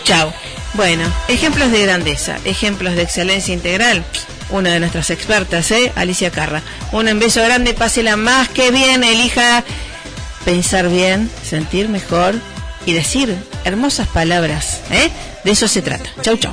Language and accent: Spanish; Rosario, Santa Fe, Argentina; born or raised there